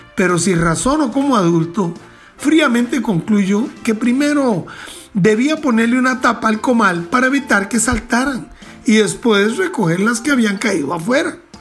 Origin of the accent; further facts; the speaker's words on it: Costa Rica; como costarricenses